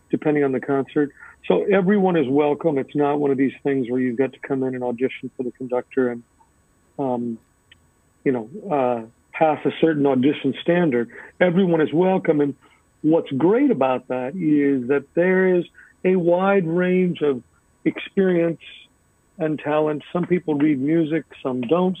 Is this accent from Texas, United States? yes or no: yes; El Paso, Texas, United States; moved away as an adult; also born or lived in Dallas, Texas / Boston, Massachusetts; now in New England, United States; I grew up in El Paso, Texas, and then I went to moved to Dallas in 1990 to go to grad to go to undergrad